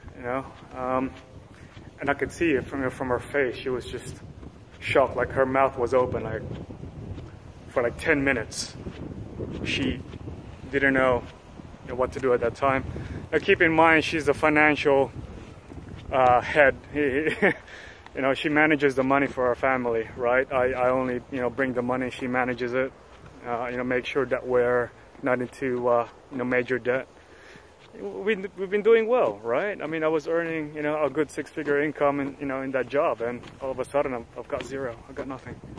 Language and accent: English; Sydney, New South Wales, Australia; moved away as an adult; also born or lived in Philippines; now in Namwon, South Korea; my parents were born and raised in the Philippines, but we migrated to Australia. Uh, you know, I arrived in Sydney about 12 years old, and I grew up there